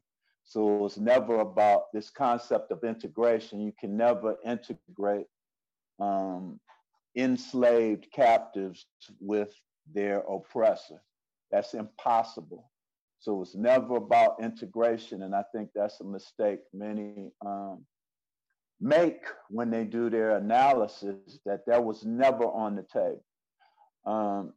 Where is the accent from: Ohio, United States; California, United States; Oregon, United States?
Ohio, United States; Cleveland; moved away as an adult; also born or lived in Virginia; I was born and raised in Cleveland, Ohio, by way of Africa